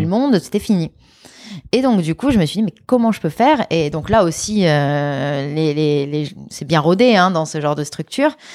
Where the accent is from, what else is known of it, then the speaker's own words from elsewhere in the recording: Lyon, Auvergne-Rhône-Alpes, France; also born or lived in Grenoble; je, suis née à Grenoble, mais j'ai grandi à Lyon.